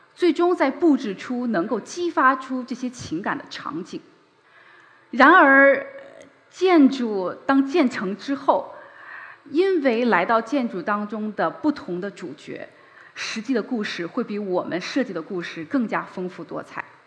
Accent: Beijing, China; 我是个北京人，我出生在北京，在北京长大。距离这里很近的地方就是我的母校北京四中。我在那里度过了非常珍贵的高中时光

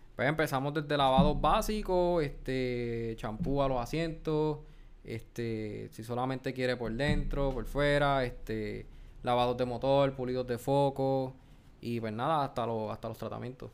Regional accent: Guayama, Puerto Rico; de Guayama

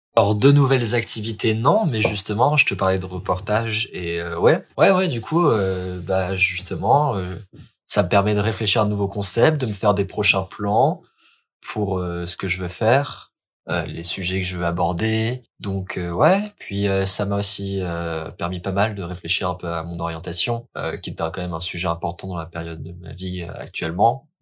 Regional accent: Lille, Hauts-de-France, France; je suis lillois

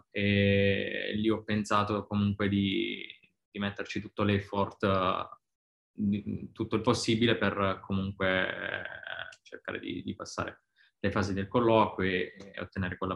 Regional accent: Pisticci, Basilicata, Italy; now in Dubai, United Arab Emirates; sono di Pisticci, un piccolo paese in provincia di Matera

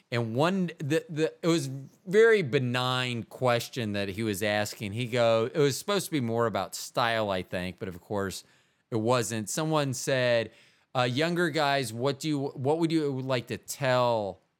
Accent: Midwest, United States; that was so different than my me growing up in the Midwest.

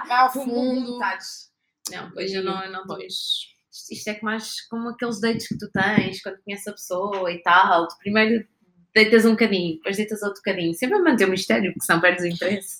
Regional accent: Gouveia, Centro, Portugal; now in Lisbon, Portugal; eu sou de um sítio um, no meio da Serra das Telas, chamado Gouveia

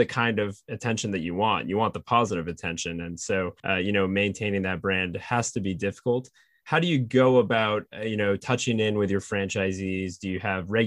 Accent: Maine, United States; moved away; growing up in Maine

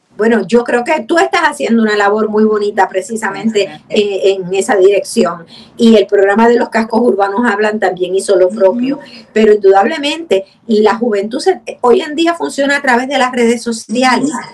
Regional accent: San Juan, Puerto Rico; also born or lived in Río Piedras; Yo nací en Santurce, me crié en Santurce

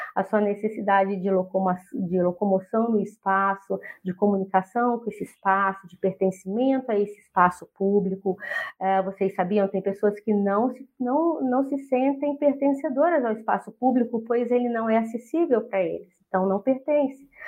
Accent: Poços de Caldas, Minas Gerais, Brazil; moved away as an adult; now in Curitiba, Brazil; eu sou de Minas Gerais, Poços de Caldas, e estou morando aqui em Curitiba

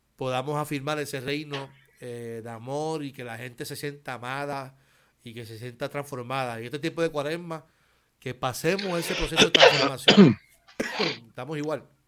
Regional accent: Carolina, Puerto Rico; Yo soy de Carolina.

